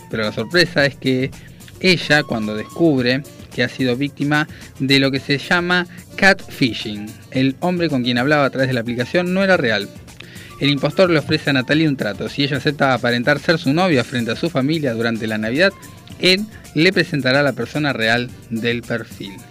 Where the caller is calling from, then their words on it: Vicente López, Buenos Aires Province, Argentina; de Vicente López, como siempre escuchándolos, buen programa.